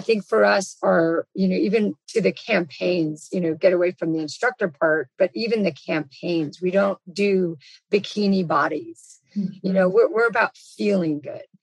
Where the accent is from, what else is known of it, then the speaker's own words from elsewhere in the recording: Los Angeles, California, United States; I'm born and raised in Los Angeles